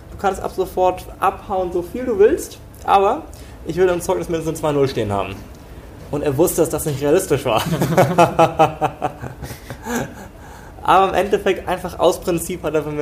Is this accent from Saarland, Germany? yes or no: no; Glückstadt, Schleswig-Holstein, Germany; Wie gesagt … Ich komme aus dem beschaulichen Glückstadt an der Elbe. Also wirklich aus dem ländlichen Bereich, aus einer typisch deutschen Familie.